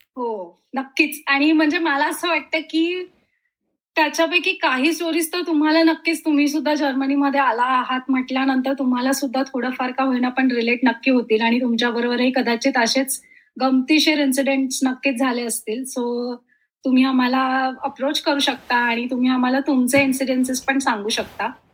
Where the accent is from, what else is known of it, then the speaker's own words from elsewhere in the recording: Dombivli, Maharashtra, India; also born or lived in Mumbai; मुळाची मी डोंबिवलीची